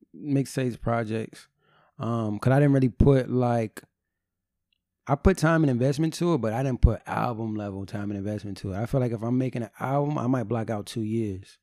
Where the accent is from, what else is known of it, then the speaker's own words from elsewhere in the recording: New Jersey, United States; I'm from New